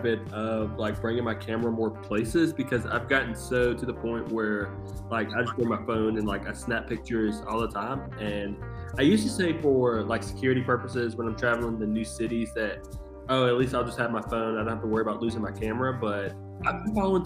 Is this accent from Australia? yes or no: no; Halifax County, Virginia, United States; moved away as an adult; also born or lived in Danville, Virginia / Richmond, Virginia; I was born in a small town in Virginia, Halifax County. It's kind of on the south side of Virginia. I went to Halifax County High